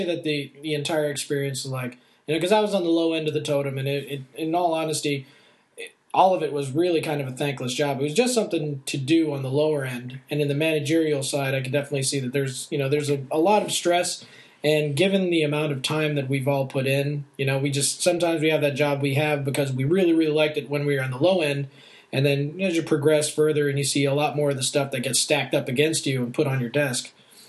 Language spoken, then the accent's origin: English; Texas, United States; I was raised in Texas, but I was born overseas, military family, so I have been jaunted all over the planet at least 2-3 times over.